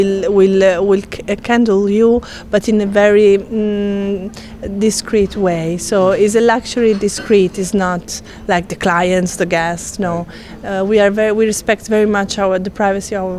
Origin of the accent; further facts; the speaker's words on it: Rome, Lazio, Italy; I'm from Rome